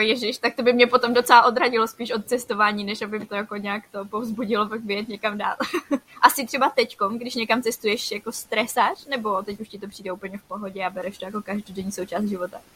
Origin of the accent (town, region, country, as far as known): Czechia